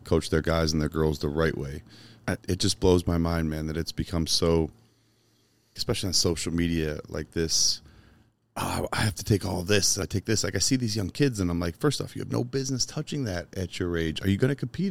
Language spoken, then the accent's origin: English; Chicago, Illinois, United States; moved away; I grew up in Chicago.